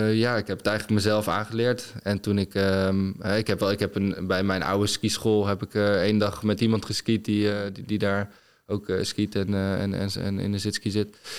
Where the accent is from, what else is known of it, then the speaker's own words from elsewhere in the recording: Netherlands; als Nederlander